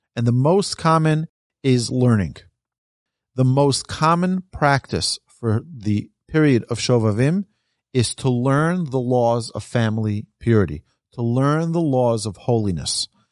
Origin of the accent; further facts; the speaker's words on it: New York, United States; I'm from New York